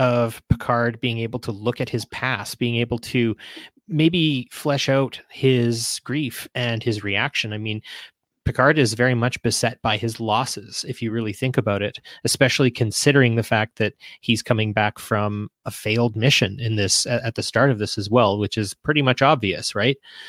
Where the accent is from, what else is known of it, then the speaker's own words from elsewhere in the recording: Canada; being a Canadian